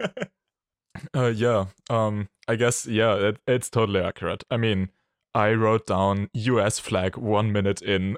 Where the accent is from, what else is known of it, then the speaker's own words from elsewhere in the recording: Austria; from Austria